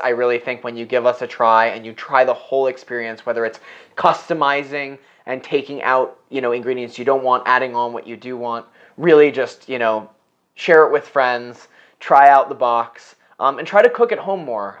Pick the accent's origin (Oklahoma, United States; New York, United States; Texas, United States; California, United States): New York, United States; New York City; I grew up on the Upper West Side